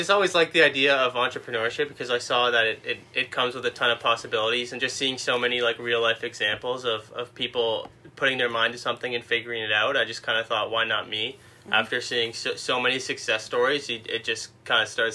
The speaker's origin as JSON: {"language": "English", "town": "Mississauga", "region": "Ontario", "country": "Canada", "tie": "born or raised there", "lives_now": "Cambridge, Canada", "said": "Born and raised Mississauga, and right now I live in Cambridge, just outside of Kitchener-Waterloo"}